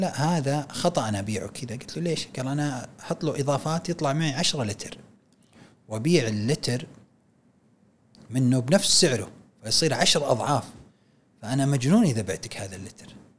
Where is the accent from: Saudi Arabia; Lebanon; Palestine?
Saudi Arabia; احنا في السعوديه